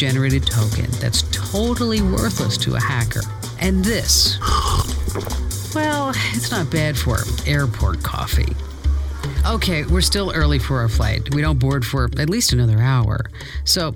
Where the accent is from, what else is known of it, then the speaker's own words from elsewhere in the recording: Phoenix, Arizona, United States; my hometown, yes, another honor for Arizona. You ready for it? Phoenix Sky Harbor